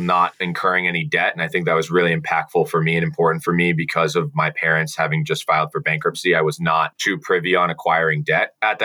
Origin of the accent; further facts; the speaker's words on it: central Massachusetts, United States; I grew up in central Massachusetts